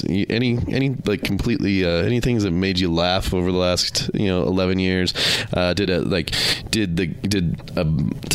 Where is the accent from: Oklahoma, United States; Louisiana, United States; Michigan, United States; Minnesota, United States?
Minnesota, United States; Minneapolis; moved away as an adult; also born or lived in Seattle; now in Salt Lake City, United States; I grew up in Minneapolis